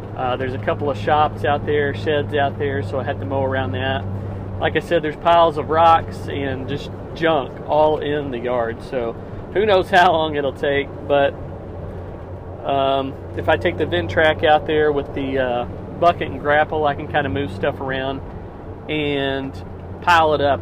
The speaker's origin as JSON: {"language": "English", "region": "Missouri", "country": "United States", "tie": "born or raised there", "said": "it's about 30 minutes from my hometown"}